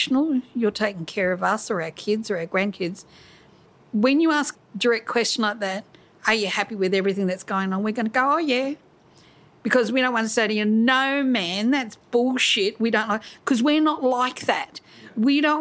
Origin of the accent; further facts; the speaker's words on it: Larrakia Nation, Northern Territory, Australia; an elder of the Larrakia Nation.